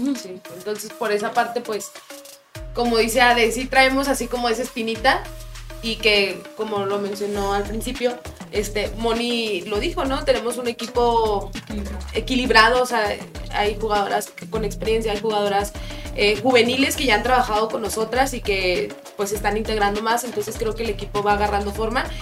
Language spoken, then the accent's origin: Spanish; Mexico; como buen mexicano